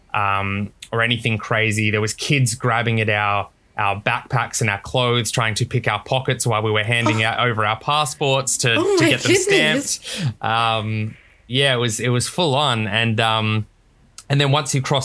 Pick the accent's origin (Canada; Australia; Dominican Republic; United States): Australia; South Australia; now in Gold Coast, Australia; I was born in South Australia, but I'm Australian through and through.